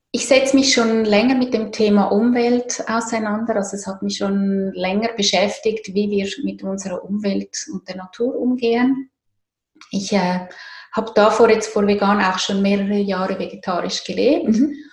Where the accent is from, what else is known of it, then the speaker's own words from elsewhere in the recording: Zurich, Switzerland; Ich komme aus Zürich.